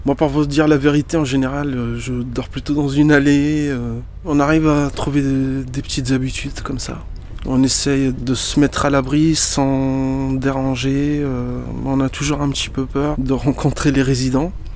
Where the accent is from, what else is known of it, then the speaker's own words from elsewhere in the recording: Lyon, Auvergne-Rhône-Alpes, France; French is a second language; also born or lived in Morocco; Dans le 8e où j'étais scolarisé, ça rappelle des souvenirs d'enfance très heureux l'école Saint-Maurice, l'école catholique privée mixte Saint-Maurice. J'arrivais du Maroc à l'âge de 10 ans. Je parlais pas un mot de français